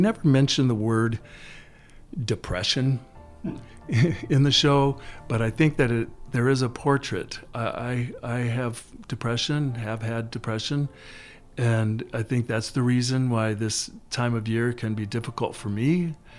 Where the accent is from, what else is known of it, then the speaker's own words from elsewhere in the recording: Mankato, Minnesota, United States; I was raised in Mankato, Minnesota